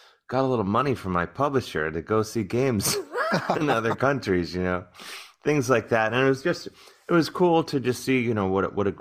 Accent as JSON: {"language": "English", "town": "Cleveland", "region": "Ohio", "country": "United States", "tie": "born or raised there", "moved": "yes", "lives_now": "New York, United States", "said": "growing up in Cleveland"}